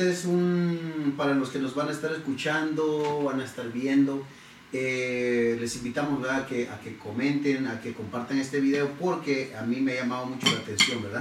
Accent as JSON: {"language": "Spanish", "town": "San Pedro Sula", "region": "Cortés", "country": "Honduras", "tie": "born or raised there", "moved": "yes"}